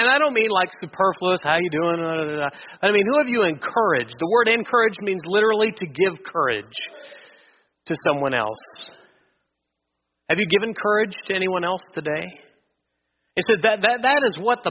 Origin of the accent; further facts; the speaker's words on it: Wichita, Kansas, United States; I've mostly been born and raised in Wichita my entire life